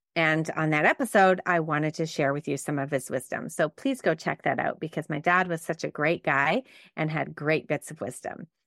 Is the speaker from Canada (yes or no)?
yes; Montreal, Quebec, Canada; I actually grew up in a suburb of Montreal called the West Island.